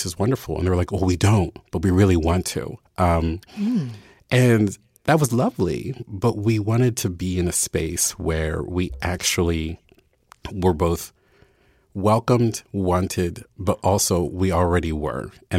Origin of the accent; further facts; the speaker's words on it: Baltimore, Maryland, United States; There were many years where every white person I met who I told I was from Baltimore, they would say, I love The Wire.